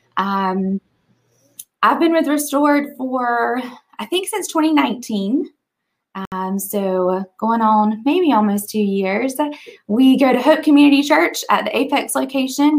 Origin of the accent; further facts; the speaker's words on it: Eastern North Carolina, United States; moved away as an adult; now in Raleigh, United States; I'm originally from Eastern North Carolina. Uh, moved to Raleigh for college, met my husband here.